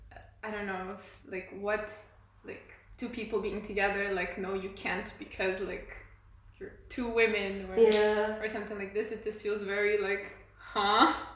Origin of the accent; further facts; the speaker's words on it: Lisbon, Portugal; moved away as an adult; also born or lived in Amsterdam / Vienna; now in Guinea-Bissau; I came from Portugal, Lisbon. And I moved out maybe around like 5 years ago. I went to Amsterdam first and then I came to Vienna. And now I'm actually working and living in Guinea-Bissau.